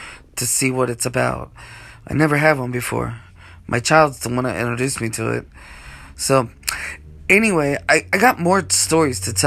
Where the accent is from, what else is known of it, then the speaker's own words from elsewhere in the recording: Wilmington, Delaware, United States; also born or lived in Portland, Maine; We live in Wilmington, Delaware, but now we do. And I was raised here in Delaware.